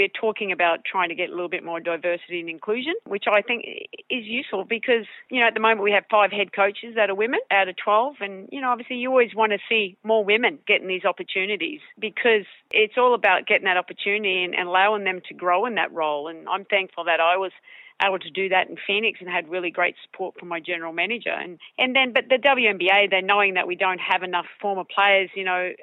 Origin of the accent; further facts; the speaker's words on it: Mackay, Queensland, Australia; moved away as an adult; I'm still the country girl from Mackay